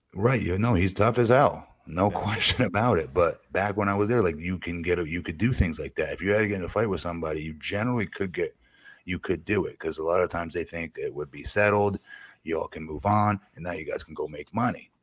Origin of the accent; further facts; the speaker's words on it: Connecticut, United States; I was from Connecticut